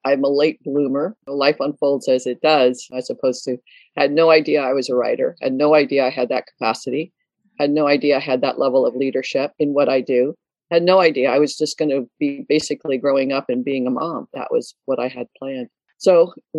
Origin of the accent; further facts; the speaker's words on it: Detroit, Michigan, United States; moved away; also born or lived in Canada / Nova Scotia; I was born in Detroit, and it was the United States, I lived in Canada for about 20 years